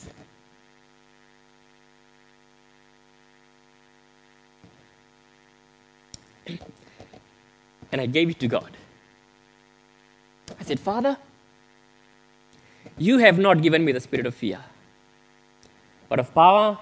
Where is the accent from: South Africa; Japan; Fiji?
Fiji; moved away; I grew up in Fiji